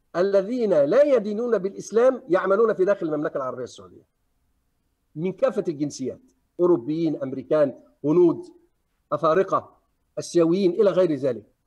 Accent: Egypt; عندنا في مصر

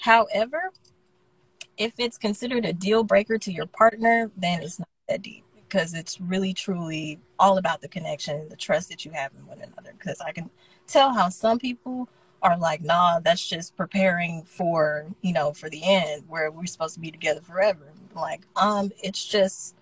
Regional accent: Smyrna, Georgia, United States; also born or lived in Marietta, Georgia / Lithia Springs, Georgia; I'm from Smyrna, Georgia.

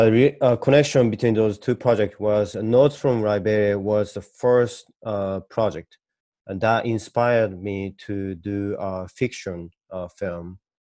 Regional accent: Hokkaido, Japan; English is a second language; moved away as an adult; also born or lived in Minnesota, United States / New York, United States; I was born and raised in Hokkaido, Japan, but then I moved to US when I was 20 to study abroad. And then first in Minnesota, and then I was there for 2 years, and then moved to New York

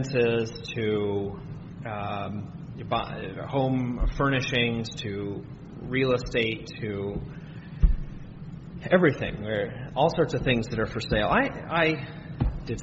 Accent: United States

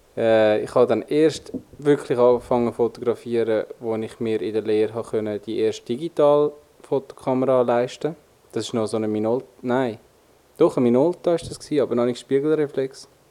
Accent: Switzerland; accent: Swiss German; bei uns in der Schweiz

